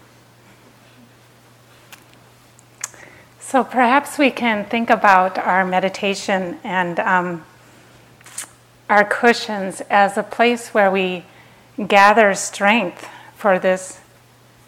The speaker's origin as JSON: {"language": "English", "region": "Minnesota", "country": "United States", "tie": "born or raised there", "said": "I grew up in Minnesota, it's kind of cold there"}